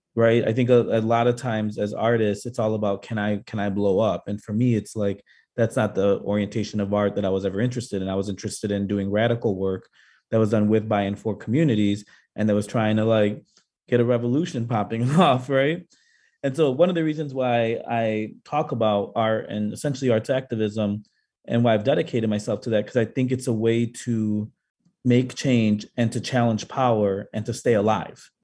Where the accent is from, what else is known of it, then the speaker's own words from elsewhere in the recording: Chicago, Illinois, United States; I um, am born and raised in Chicago, and I grew up on the South Side